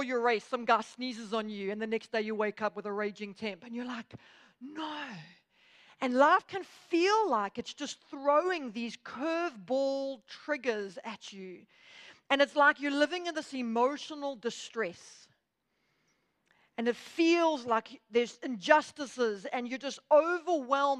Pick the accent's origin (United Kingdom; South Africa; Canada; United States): South Africa; Durban, KwaZulu-Natal; now in Johannesburg, South Africa; Durban is my hometown where I was born and raised. But I now live in Joburg